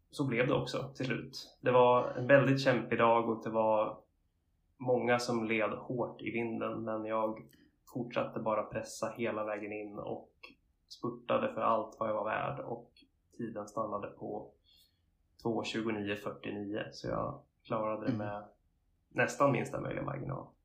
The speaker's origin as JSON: {"language": "Swedish", "town": "Linköping", "region": "Östergötland", "country": "Sweden", "tie": "born or raised there", "also_born_or_lived": "Varberg / Uppsala", "moved": "as an adult", "lives_now": "Gothenburg, Sweden", "said": "när jag var ganska ung så flyttade min familj till Linköping och där växte jag upp och gick i skolan"}